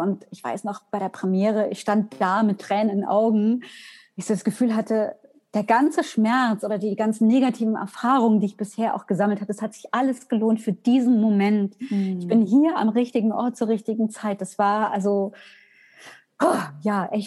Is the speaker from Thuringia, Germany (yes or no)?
yes; Weimar, Thuringia, Germany; Ich komme aus Weimar